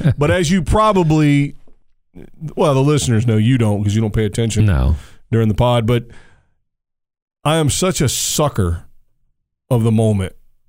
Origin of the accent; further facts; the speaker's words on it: United States; we are Americans. No, nay, we are North Americans now, sir.